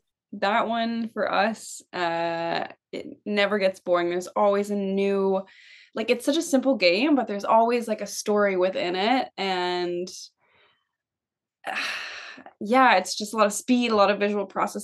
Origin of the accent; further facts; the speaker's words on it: Toronto, Ontario, Canada; We live in Toronto. I've been living in Toronto for a long time. I was born in Toronto and grew up here.